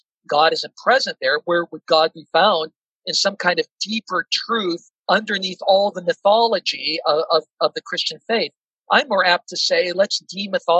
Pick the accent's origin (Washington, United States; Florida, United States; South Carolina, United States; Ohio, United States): Washington, United States; Seattle; I grew up in Seattle, Washington, a very secular environment